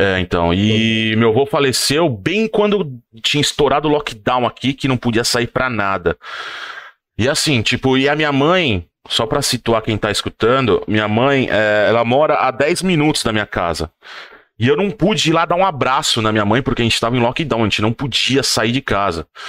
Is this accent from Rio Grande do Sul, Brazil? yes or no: no; São Paulo, Brazil; moved away as an adult; now in Lucca, Italy; a gente cresceu lá no nosso bairro em São Paulo, no Butantan